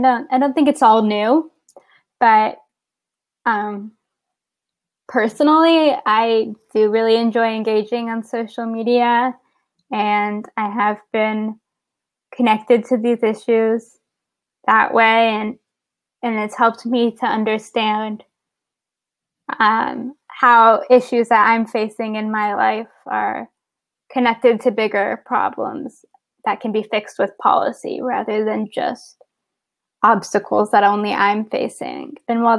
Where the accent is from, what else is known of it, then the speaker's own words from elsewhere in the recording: San Antonio, Texas, United States; now in Baltimore, United States; I live in Baltimore, Maryland right now, but I'm originally from San Antonio, Texas, and I'm a student at Johns Hopkins University.